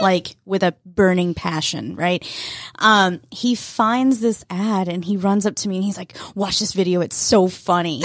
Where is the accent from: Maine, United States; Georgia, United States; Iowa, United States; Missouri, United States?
Georgia, United States; Fannin County; I grew up in Fannin County.